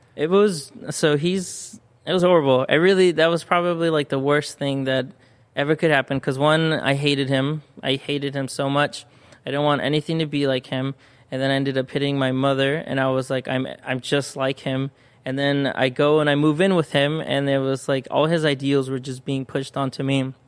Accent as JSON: {"language": "English", "town": "San Bernardino", "region": "California", "country": "United States", "tie": "born or raised there", "also_born_or_lived": "Corona, California / Mexico (parents)", "first_language": "Spanish", "second_language": "English", "said": "where I grew up was actually in San Bernardino"}